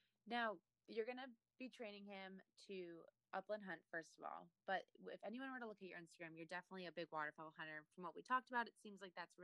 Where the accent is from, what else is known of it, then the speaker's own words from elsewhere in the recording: Cape Cod, Massachusetts, United States; moved away as an adult; now in New Hampshire, United States; I grew up in Massachusetts and my boyfriend is actually from North Carolina and he moved up here. It'll be 2 years in January. But we both moved to New Hampshire.